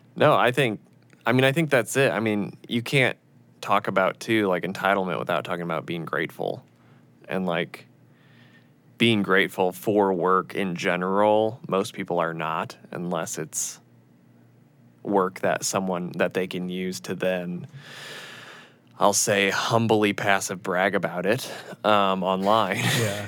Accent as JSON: {"language": "English", "region": "Illinois", "country": "United States", "tie": "born or raised there", "moved": "yes", "said": "I was raised in Illinois, uh, in a very middle class town"}